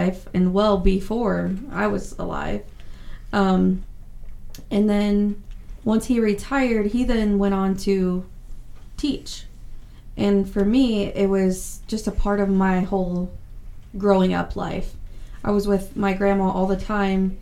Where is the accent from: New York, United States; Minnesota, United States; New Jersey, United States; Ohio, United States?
Ohio, United States; Lima; also born or lived in New Bremen, Ohio; now in Findlay, United States; I grew up in Lima, Ohio.